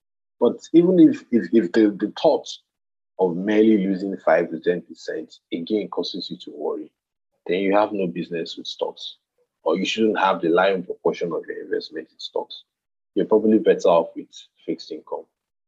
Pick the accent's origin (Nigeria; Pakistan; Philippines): Nigeria; You need to brace up for that as a Nigerian.